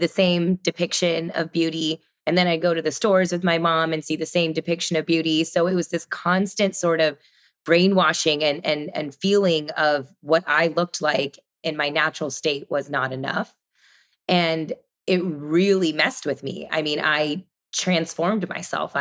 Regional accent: Sugar Land, Texas, United States; I grew up in Texas, Sugar Land, a suburb of Houston

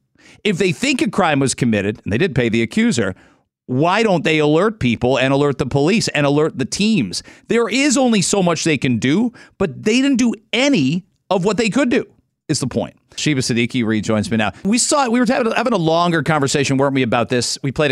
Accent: Canada; I'm Canadian, I speak English and French.

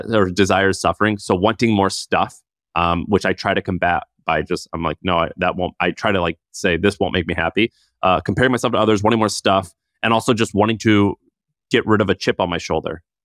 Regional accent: St. Louis, Missouri, United States; I'm from Saint Louis

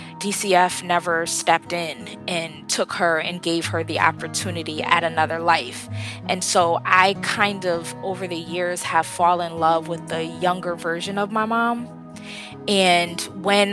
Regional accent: Bridgeport, Connecticut, United States; I am actually from Bridgeport, Connecticut

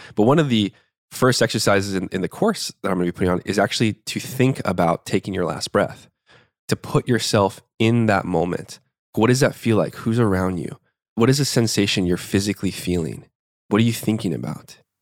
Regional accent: Tucson, Arizona, United States; I was born in Tucson, Arizona, in the Southwest Barrios, uh, primarily, like, lower middle class neighborhood to a single mom.

